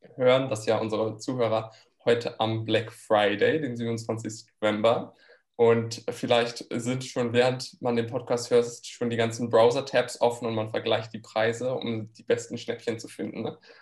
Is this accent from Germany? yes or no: yes; near Frankfurt, Hesse, Germany; moved away as an adult; also born or lived in France; now in Maastricht, Netherlands; ich komme ursprünglich aus der Nähe von Frankfurt, lebe aber jetzt schon mehrere Jahre im Ausland